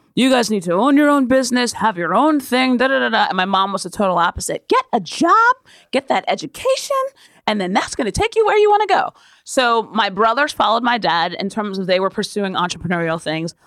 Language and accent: English; Yardley, Pennsylvania, United States; also born or lived in Ewing, New Jersey; I was born in New Jersey, and we were in Ewing till I was seven. And then we moved to Yardley, Pennsylvania.